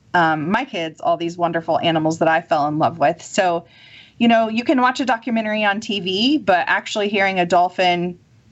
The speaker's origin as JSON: {"language": "English", "region": "Kansas", "country": "United States", "moved": "yes", "lives_now": "Mississippi, United States", "said": "I'm from Kansas, which is about as landlocked as you can get."}